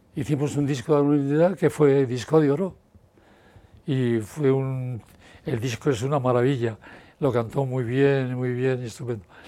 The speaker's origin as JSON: {"language": "Spanish", "town": "Bilbao", "region": "Basque Country", "country": "Spain", "said": "soy de Bilbao"}